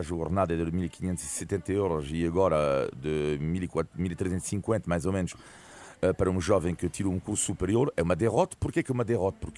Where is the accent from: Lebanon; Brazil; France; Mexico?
France; Brittany; now in Portugal; uma cidade francesa, vamos lá, onde cresci na Bretanha